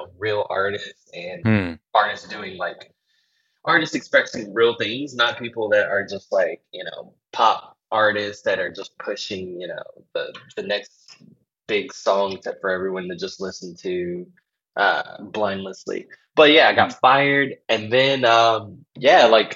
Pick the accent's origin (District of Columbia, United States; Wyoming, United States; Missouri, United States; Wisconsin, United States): District of Columbia, United States; Washington; moved away as an adult; also born or lived in North Carolina; now in New York, United States; I'm from Washington, D.C. and the Maryland, D.C. metropolitan area. Well, actually, I'm from North Carolina, but I moved to Maryland and D.C. when I was like young